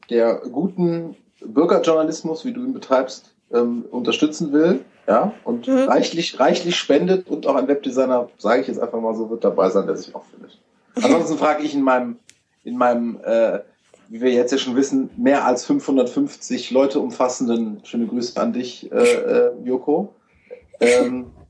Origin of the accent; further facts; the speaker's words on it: Rhineland, Germany; Ich bin ja auch gebürtiger Rheinländer, insofern.